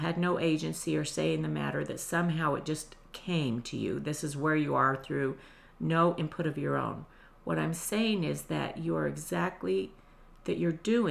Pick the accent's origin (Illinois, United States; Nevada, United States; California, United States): Nevada, United States; I was from Nevada, but I was not used to humid and hot